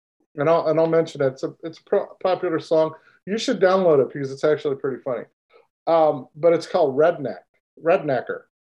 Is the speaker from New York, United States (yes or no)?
no; Los Angeles, California, United States; born there; now in Houston, United States; You could call me that because I was born in Los Angeles, but I am definitely not a California boy, right?